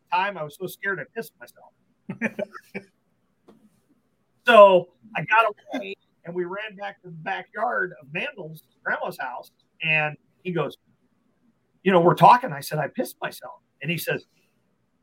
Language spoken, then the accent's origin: English; Omaha, Nebraska, United States; also born or lived in Minnesota; moved from Minnesota, we came into Omaha, and grandma and grandpa lived down the street.